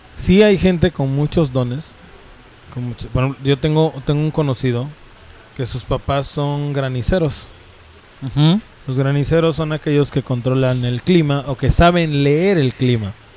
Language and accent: Spanish; Mexico; si soy de México, soy mexica